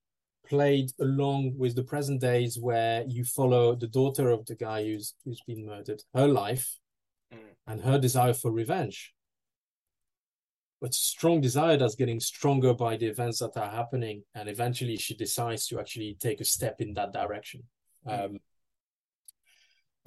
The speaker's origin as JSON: {"language": "English", "country": "France", "tie": "born or raised there", "moved": "as an adult", "lives_now": "United Kingdom", "said": "my hometown in France"}